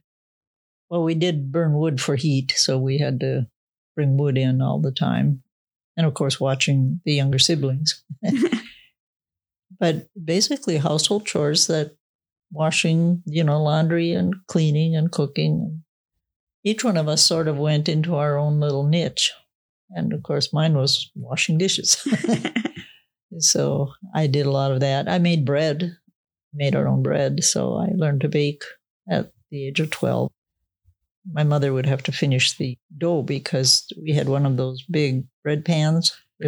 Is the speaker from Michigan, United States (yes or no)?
no; Henning, Minnesota, United States; moved away; I'm from Minnesota, upper north central area of Minnesota, where it gets a little bit colder than normal